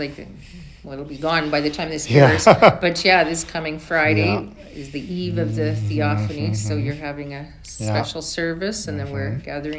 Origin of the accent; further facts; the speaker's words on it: Yorkton, Saskatchewan, Canada; I grew up in Yorkton